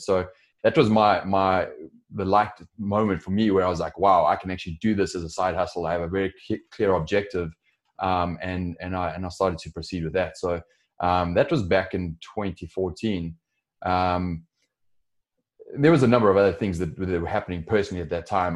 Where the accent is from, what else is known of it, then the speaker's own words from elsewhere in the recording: Johannesburg, Gauteng, South Africa; moved away as an adult; that's my accent, which is I'm, I'm originally from South Africa, Johannesburg. Uh, I was born and raised there